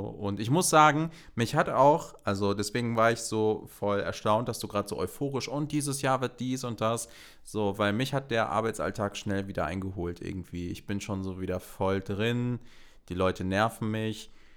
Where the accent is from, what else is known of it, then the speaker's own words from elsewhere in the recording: North Rhine-Westphalia, Germany; ich komme halt auch aus NRW